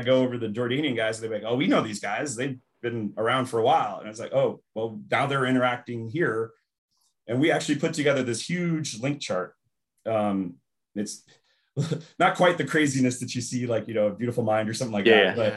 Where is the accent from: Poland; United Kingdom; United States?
United States; Los Angeles, California; also born or lived in San Diego; I grew up in Los Angeles and went to school in San Diego